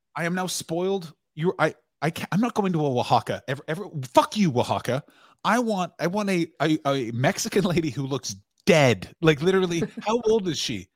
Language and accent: English; Ottawa, Ontario, Canada; my hometown of Ottawa, Ontario, Canada